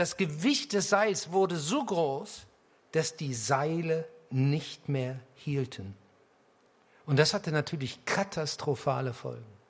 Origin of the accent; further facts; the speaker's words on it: Harz, Lower Saxony, Germany; ich komme aus dem Harz. Und der Harz war jahrhundertelang eine Bergbaugegend. Selbst in dem kleinen Dorf, aus dem ich komme